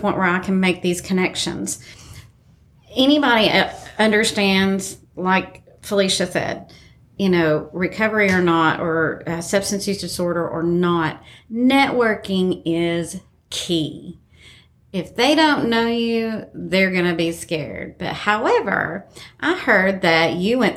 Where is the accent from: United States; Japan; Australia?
United States; Appalachia; we're Appalachian